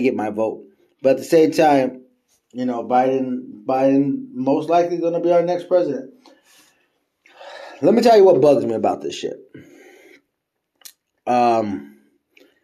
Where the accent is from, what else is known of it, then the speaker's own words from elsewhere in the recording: United States; As an American